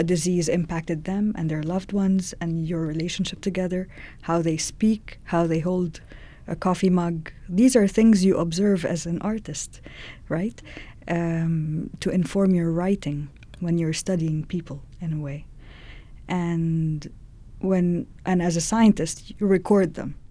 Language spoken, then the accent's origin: English; Cairo, Cairo Governorate, Egypt; moved away as an adult; now in Edmonton, Canada; I grew up in Cairo